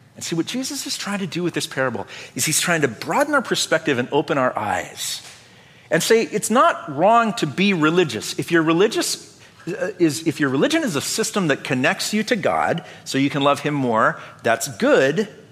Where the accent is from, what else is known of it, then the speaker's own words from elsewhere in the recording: North Dakota, United States; Growing up in Lutheran church in North Dakota